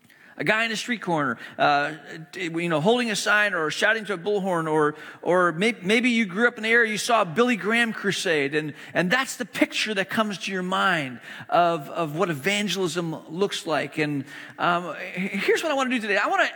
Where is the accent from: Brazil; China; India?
China; moved away as an adult; also born or lived in Hong Kong / Malaysia; now in United States; I grew up in the East. I grew up in China and Hong Kong, and went to boarding school in Malaysia, elementary school, middle school, high school, spent overseas, moved to the U.S. For college.